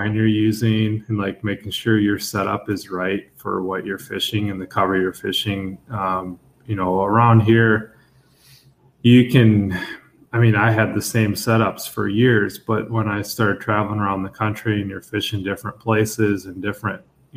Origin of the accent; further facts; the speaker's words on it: Eagan, Minnesota, United States; moved away as an adult; now in Hudson, United States; I grew up in Eagan, Minnesota. So just south of St. Paul, Minneapolis, Twin Cities area of Minnesota